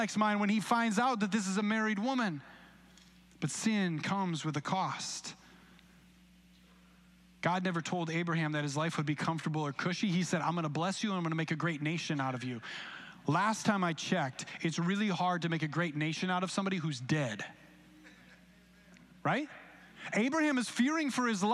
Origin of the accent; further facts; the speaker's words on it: Grand Rapids, Michigan, United States; Grand Rapids